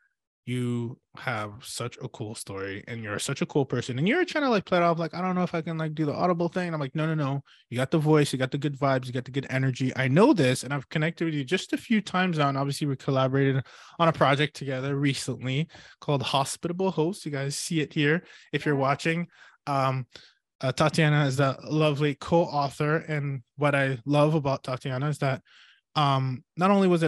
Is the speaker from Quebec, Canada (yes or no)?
no; Ottawa, Ontario, Canada; moved away; also born or lived in Hamilton / Toronto; Cause I did say that before that, like my brother went to UBC, and that's because we actually grew up in Ottawa. Well, Hamilton, Toronto, Ottawa. Then I left Ottawa, went to Boston.